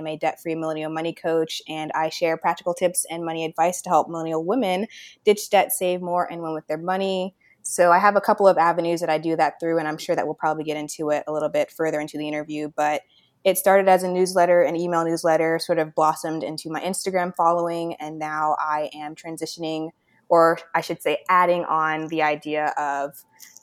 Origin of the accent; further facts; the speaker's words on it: Orlando, Florida, United States; moved away as an adult; now in Cleveland, United States; I was actually born and raised in Orlando, Florida